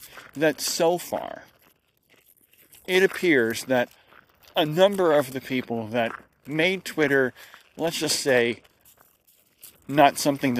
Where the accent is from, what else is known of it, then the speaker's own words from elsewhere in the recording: United States; I'm an American. And I'm actually not swearing in my country